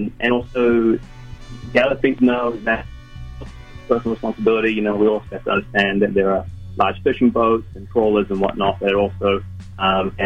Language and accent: English; New Zealand; growing up in Zen, Aotearoa, New Zealand